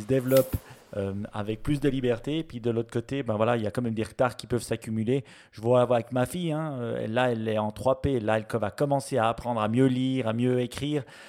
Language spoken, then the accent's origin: French; Switzerland; chez nous en Suisse